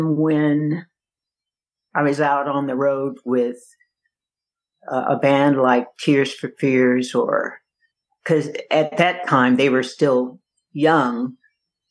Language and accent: English; Yakima, Washington, United States; also born or lived in Seattle, Washington; now in Kansas City, United States; I was born and raised in Seattle and Yakima. My dad had a church in Seattle, and he had a church in Yakima, and I went to school in Yakima and grew up there